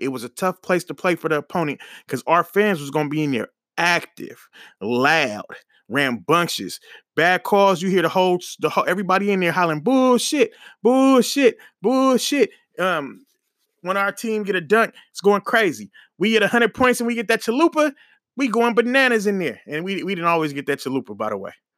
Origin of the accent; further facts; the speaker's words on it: Oakland, California, United States; I'm from Oakland, from the Bay